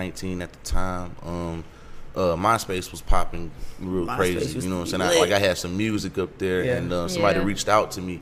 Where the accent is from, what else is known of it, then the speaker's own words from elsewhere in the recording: Hobson City, Alabama, United States; moved away as an adult; now in Atlanta, United States; I'm from Hobson City, Alabama